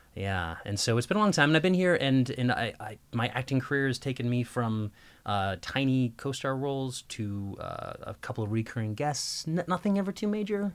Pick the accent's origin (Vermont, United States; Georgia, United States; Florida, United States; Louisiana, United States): Vermont, United States; Burlington; moved away as an adult; my hometown in Burlington, Vermont.